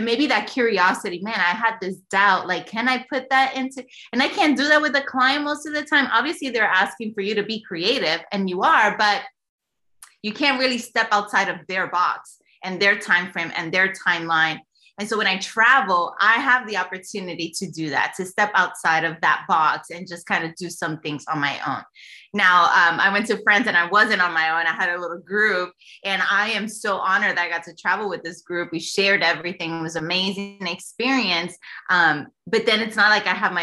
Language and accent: English; New York City, New York, United States; now in Texas, United States; I was born and raised in New York, in the creative state of New York City